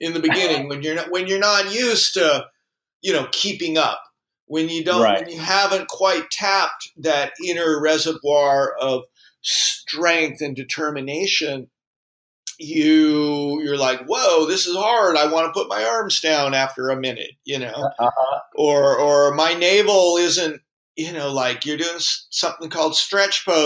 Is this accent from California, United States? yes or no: yes; California, United States; moved away; I'm from California